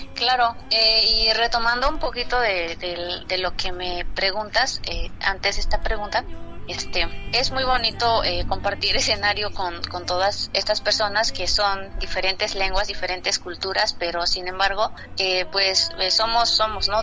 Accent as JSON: {"language": "Spanish", "area": "Sierra Mazateca", "region": "Oaxaca", "country": "Mexico", "first_language": "Mazatec", "second_language": "Spanish", "said": "nuestro baile tradicional en, allá en la Sierra Mazateca"}